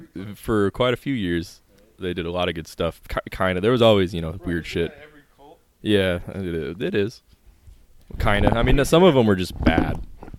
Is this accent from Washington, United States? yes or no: yes; Tri-Cities, Washington, United States; moved away as an adult; also born or lived in Spokane; now in Portland, United States; No, I'm originally from Tri-Cities, which is also in Eastern Washington. I grew up like around Eastern Washington and went to college over there.